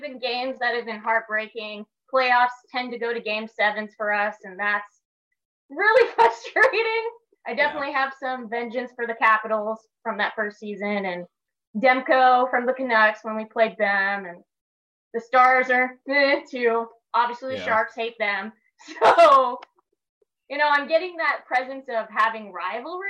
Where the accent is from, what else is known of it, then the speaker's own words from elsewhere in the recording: Las Vegas, Nevada, United States; I'm originally from Vegas